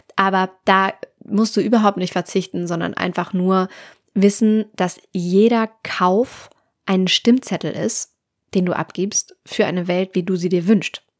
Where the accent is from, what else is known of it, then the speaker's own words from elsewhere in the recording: Hamburg, Germany; ich komme aus Hamburg